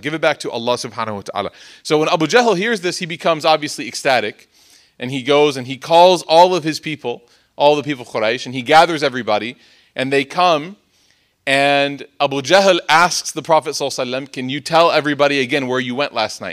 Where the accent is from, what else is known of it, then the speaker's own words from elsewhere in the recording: Chicago, Illinois, United States; I'm from Chicago